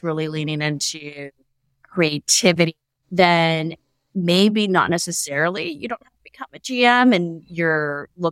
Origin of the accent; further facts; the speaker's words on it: Silicon Valley, California, United States; also born or lived in New York City; I was kind of born and bred in Silicon Valley